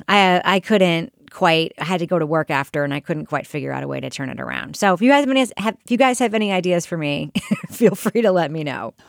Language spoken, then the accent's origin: English; New York, United States; moved away as an adult; growing up in New York, where I didn't get my license until I was twenty